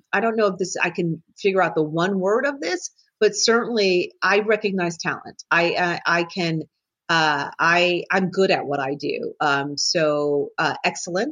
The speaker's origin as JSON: {"language": "English", "region": "New Jersey", "country": "United States", "said": "I'm from New Jersey"}